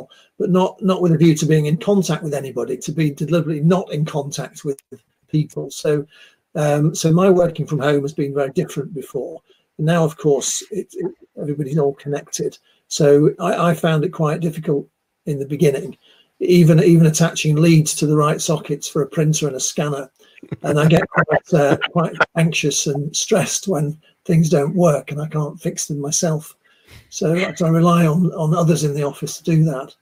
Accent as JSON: {"language": "English", "town": "Manchester", "region": "North West England", "country": "United Kingdom", "also_born_or_lived": "Leeds", "moved": "as an adult", "said": "I'm from Manchester, the other side of the Pennines. I came to Leeds University back in the 80s"}